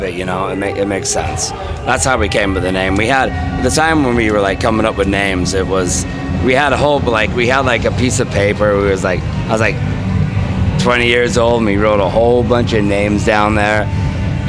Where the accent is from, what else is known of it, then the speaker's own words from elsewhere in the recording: Salt Lake City, Utah, United States; also born or lived in Arizona; We are from Salt Lake City, Utah